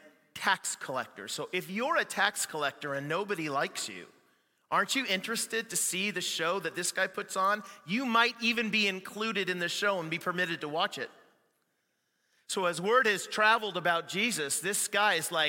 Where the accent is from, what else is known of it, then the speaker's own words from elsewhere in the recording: Canada; I'm Canadian too